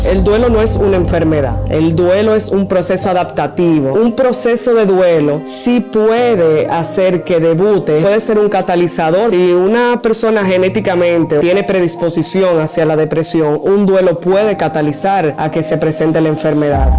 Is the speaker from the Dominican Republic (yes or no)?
yes; Dominican Republic; nos caracteriza como dominicanos